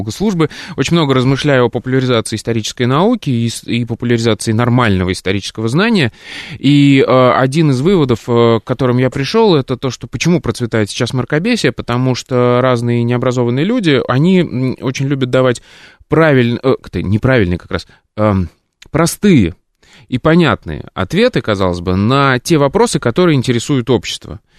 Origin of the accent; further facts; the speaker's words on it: Samara, Samara Oblast, Russia; now in Moscow, Russia; Тема актуальная для меня, как для коренного, в кавычках, москвича с 13-летним стажем, приехавшим сюда из Самары.